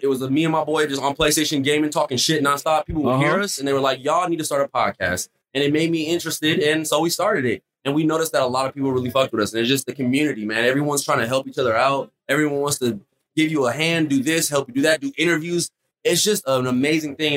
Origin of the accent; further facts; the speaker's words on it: Los Angeles, California, United States; I'm from Los Angeles